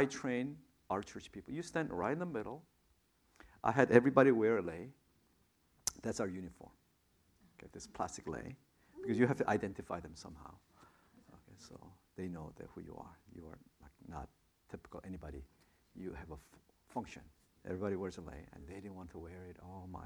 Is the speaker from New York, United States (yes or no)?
yes; New York, United States; now in Anaheim, United States; I'm a New Yorker